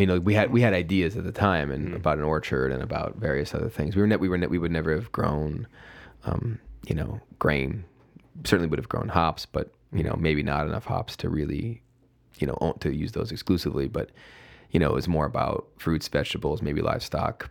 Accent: Oak Forest, Illinois, United States; moved away as an adult; also born or lived in New York / San Francisco; my hometown, my hometown Oak Forest

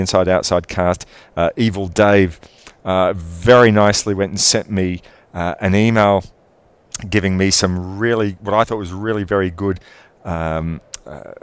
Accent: Melbourne, Victoria, Australia; my hometown of Melbourne

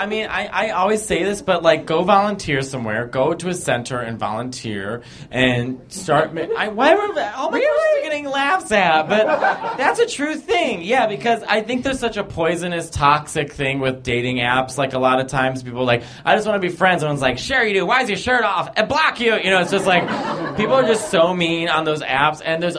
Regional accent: Tampa, Florida, United States; Okay, Tampa, Florida.

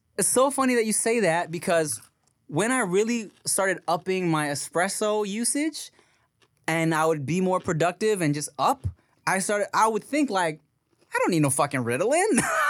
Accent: Philippines; Yeah. I'm Filipino like, dude, gay?

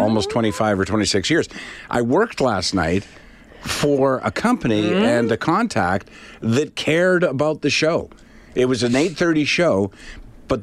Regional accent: Prince Edward Island, Canada; I grew up in Prince Edward Island

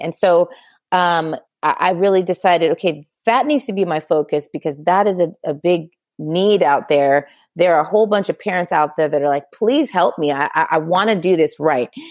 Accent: Southern California, United States; I born and raised in California, Southern California specifically

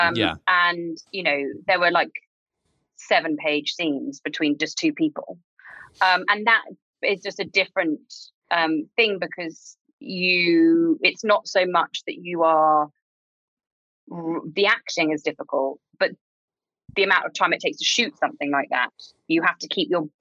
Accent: United Kingdom; we're a very old country with a very sketchy past.

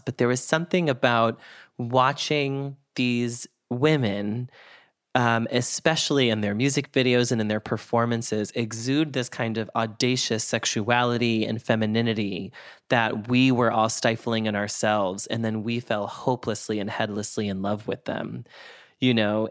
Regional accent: Boston, Massachusetts, United States; moved away; I'm from Boston originally

